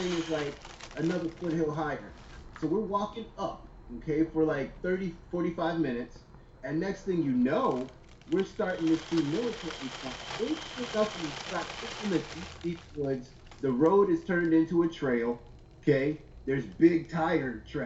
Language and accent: English; Manassas, Virginia, United States; I come from Manassas, Virginia. That's like 30 minutes outside of D.C., but it's rural.